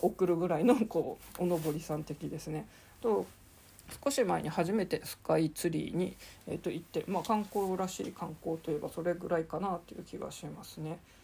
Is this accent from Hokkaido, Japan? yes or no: yes; Sapporo, Hokkaido, Japan; moved away as an adult; also born or lived in Thailand; now in Tokyo, Japan; 札幌生まれの札幌育ち